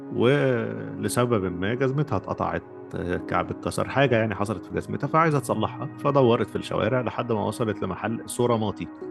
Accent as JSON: {"language": "Arabic", "country": "Egypt", "moved": "yes", "said": "انا مصري وانت مصري واحنا في مصر"}